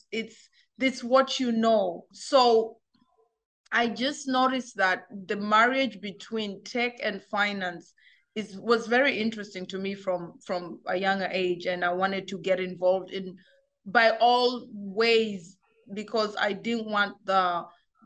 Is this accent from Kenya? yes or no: yes; Kenya; moved away as an adult; also born or lived in Germany; now in United States; I grew up in Kenya. I spent 18 years of my life in Africa